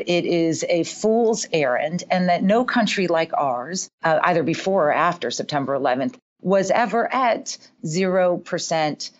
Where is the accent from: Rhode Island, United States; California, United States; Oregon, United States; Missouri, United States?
California, United States; I grew up in California